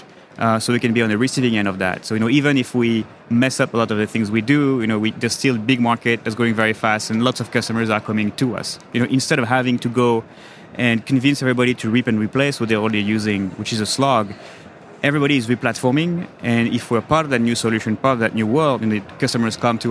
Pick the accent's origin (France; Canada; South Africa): France; accent: French; moved away as an adult; now in New York, United States; Grew up in France, moved to the US in 1999